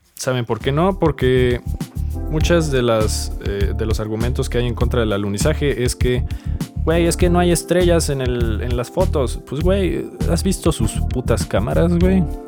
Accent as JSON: {"language": "Spanish", "country": "Mexico"}